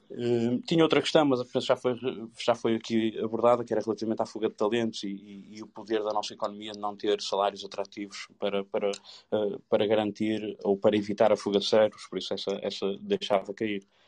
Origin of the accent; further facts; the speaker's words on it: the North, Norte, Portugal; Eu não sou de Lisboa, não tenho nada a ver com Lisboa, sou de cá do Norte